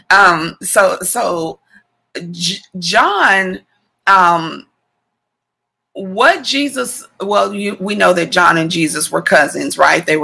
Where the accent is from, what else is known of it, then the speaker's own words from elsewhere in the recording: Missouri, United States; born there; also born or lived in Texas; and I've lived in Texas twice in my life, and I was born in Missouri though.